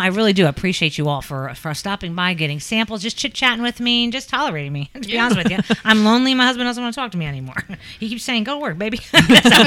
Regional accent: New York, United States; now in Kentucky, United States; I'm from New York

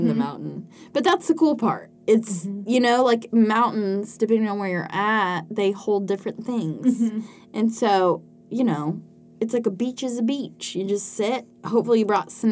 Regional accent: West Tennessee, United States; I grew up in West Tennessee.

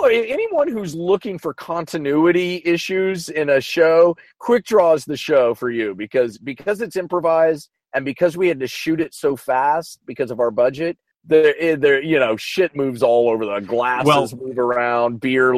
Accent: Kansas, United States; moved away as an adult; also born or lived in Chicago; now in Los Angeles, United States; I'm from Kansas. I rode growing up.

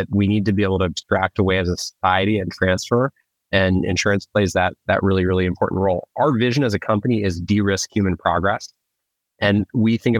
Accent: Colorado, United States; I am originally from Colorado

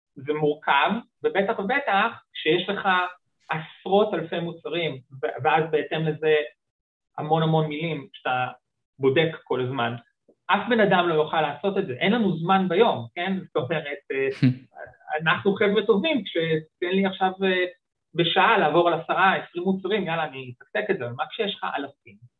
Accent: Israel

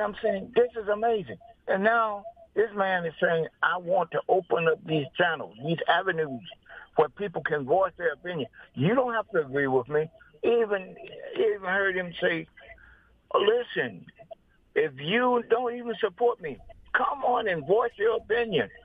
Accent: Mississippi, United States; moved away as an adult; I was brought up in Mississippi, uh, back in the, in the fifties.

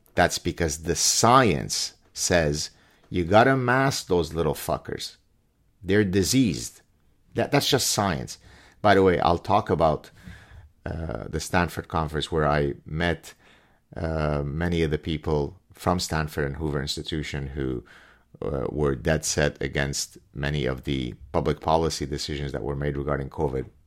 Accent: Lebanon; also born or lived in Canada; now in Montreal, Canada; Lebanese Jews growing, growing up in Lebanon

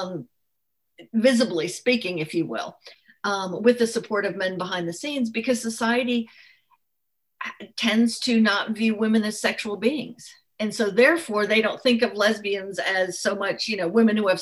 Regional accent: France; moved away; I grew up in France

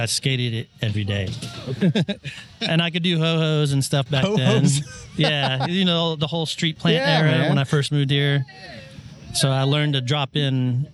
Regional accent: Austin, Texas, United States; also born or lived in Round Rock, Texas; I grew up partially with in Round Rock and part of Austin

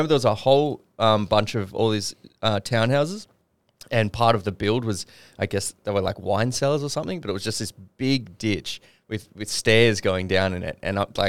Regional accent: Queanbeyan, New South Wales, Australia; where I grew up in Queanbeyan, there was some developments going up sort of near where I lived.

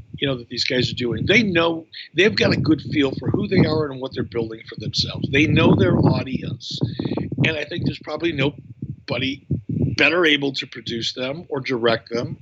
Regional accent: Detroit, Michigan, United States; When I was a kid growing up in Detroit

